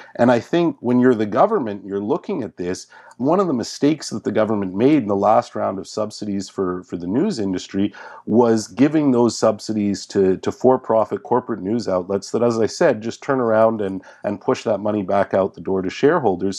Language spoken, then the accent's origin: English; Montreal, Quebec, Canada; my hometown newspaper, the Montreal Gazette